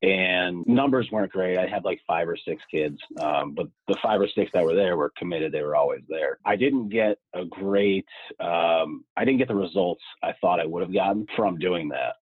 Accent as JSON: {"language": "English", "town": "Scranton", "region": "Pennsylvania", "country": "United States", "said": "I am from Scranton, Pennsylvania, so northeast part of Pennsylvania"}